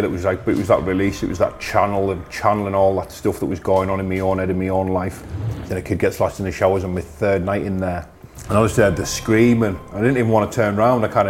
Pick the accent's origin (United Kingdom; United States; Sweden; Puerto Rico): United Kingdom; Carlisle, North West England; I grew up in Curragh, Carlisle. I'm back there now